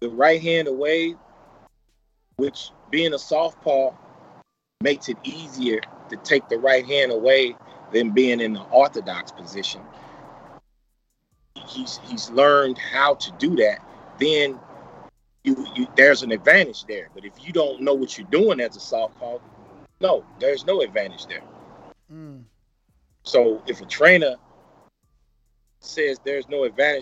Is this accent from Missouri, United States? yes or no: yes; St. Louis, Missouri, United States; where I'm from, St. Louis